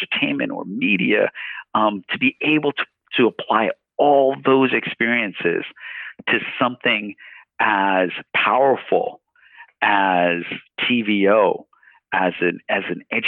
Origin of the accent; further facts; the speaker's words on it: New York City, New York, United States; now in Toronto, Canada; I grew up in Queens, New York, in East Elmhurst